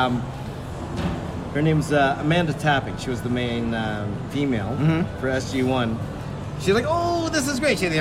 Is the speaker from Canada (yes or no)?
yes; Toronto, Ontario, Canada; Toronto, Canada. I was born there